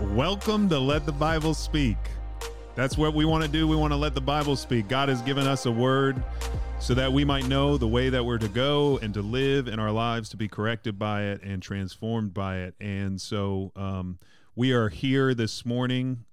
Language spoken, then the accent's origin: English; Mandeville, Louisiana, United States; I'm from Mandeville